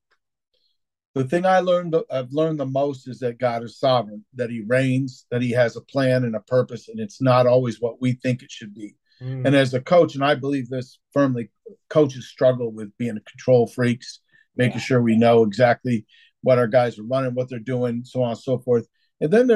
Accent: Connecticut, United States; also born or lived in Massachusetts; Then, Jim, I jumped over to Connecticut.

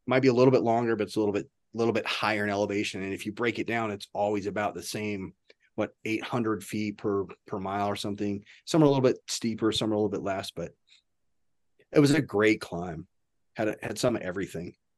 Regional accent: Nebraska, United States; I was from Nebraska.

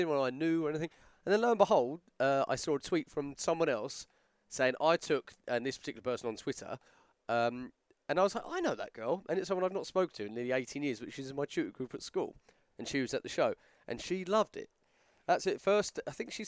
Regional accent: South East England, United Kingdom; I grew up in a place halfway between Portsmouth and Guildford.

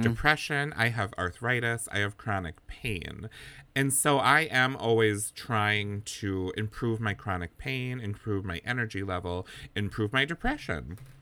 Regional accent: Wisconsin, United States; moved away; we're from Wisconsin originally, both of us

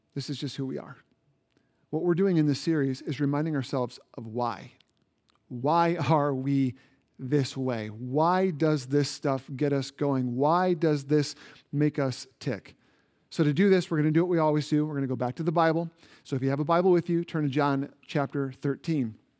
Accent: Indiana, United States; moved away; Indiana, which is my home state

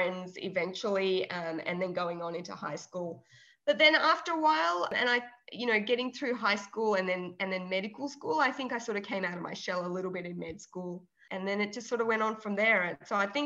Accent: Melbourne, Victoria, Australia; also born or lived in Trivandrum, Kerala, India; I schooled there until I was in grade three or four. And then my family migrated to Australia and to Melbourne. And I've been in Melbourne ever since.

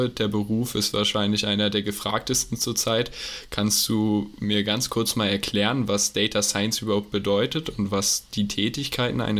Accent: near Stuttgart, Baden-Württemberg, Germany; Aus der Nähe von Stuttgart.

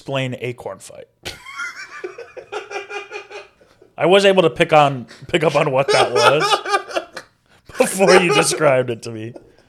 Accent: Michigan, United States; I'm from Michigan.

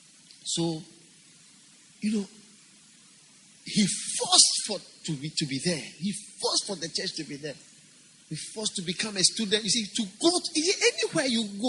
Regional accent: Ghana; I'm not from India. I'm from Ghana

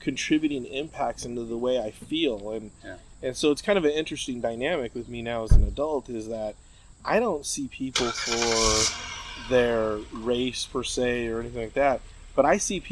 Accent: California, United States; where we grew up in California.

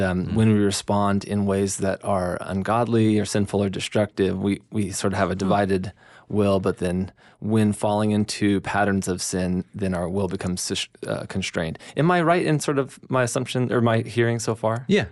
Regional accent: United States; as Americans

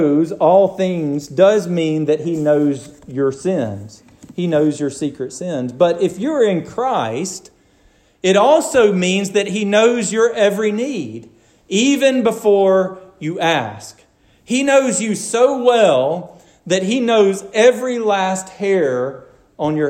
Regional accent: Garland, Alabama, United States; I grew up hunting in Garland, Alabama, where it's all swamp

